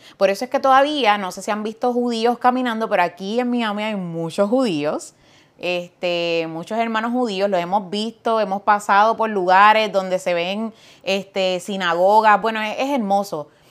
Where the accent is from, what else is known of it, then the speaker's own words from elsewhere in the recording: Fajardo, Puerto Rico; Yo soy boricua, nací en Fajardo, Puerto Rico, vengo de una familia maravillosa